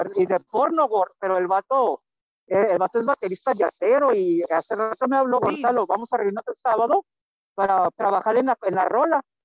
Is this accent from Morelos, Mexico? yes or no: no; Chihuahua, Mexico; also born or lived in Tijuana, Mexico; now in Monterrey, Mexico; yo soy chihuahuense, tú sabes, de corazón, nacido, criado allá